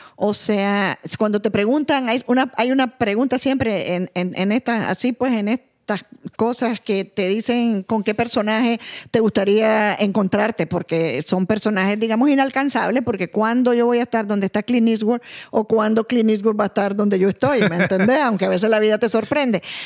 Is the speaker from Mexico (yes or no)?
no; Nicaragua